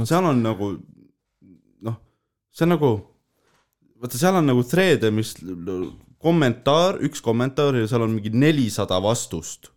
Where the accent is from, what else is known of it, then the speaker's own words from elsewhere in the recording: Tallinn, Harju County, Estonia; ma olen küll Õismäelt, onju mm, -hmm. aga Tallinnast